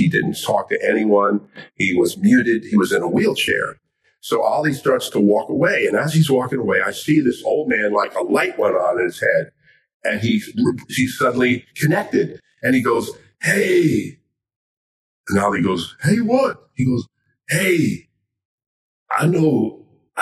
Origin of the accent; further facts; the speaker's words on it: Miami, Florida, United States; moved away; I'm from Miami, Florida, originally